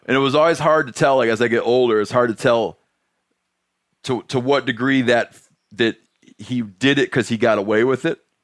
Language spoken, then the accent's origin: English; Michigan, United States; I grew up in Michigan